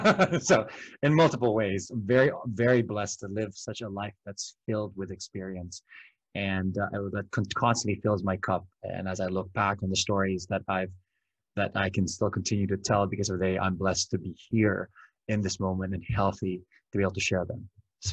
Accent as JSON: {"language": "English", "country": "Philippines", "tie": "born or raised there", "second_language": "English", "said": "the Philippines because I'm Filipino and I grew up there. And I was very lucky to have the opportunities that I have here."}